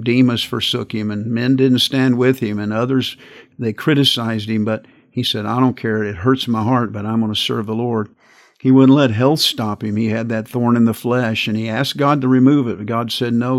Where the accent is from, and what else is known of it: United States